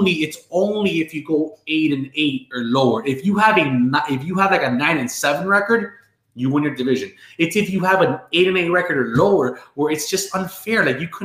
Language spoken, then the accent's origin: English; San Diego, California, United States; I did go with the Padres because I was from San Diego.